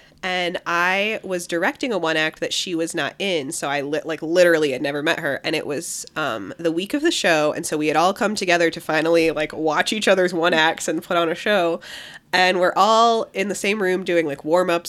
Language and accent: English; Sandusky, Ohio, United States; I'm originally from Sandusky, Ohio.